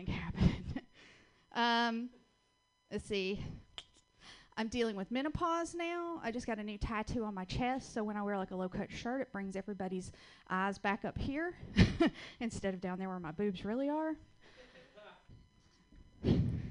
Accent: Georgia, United States; accent: Southern (Georgia); moved away as an adult; also born or lived in West Coast; I'm originally from Georgia. That's where I get this wonderful little accent from.

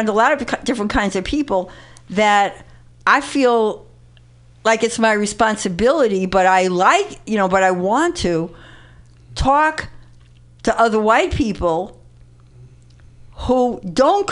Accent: New York City, New York, United States; I grew up in the Bronx

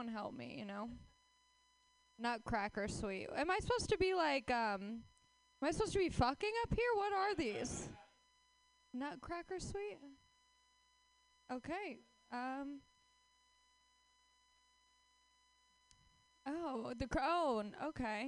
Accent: Los Angeles, California, United States; I am from Los Angeles, where dreams die right in front of your face

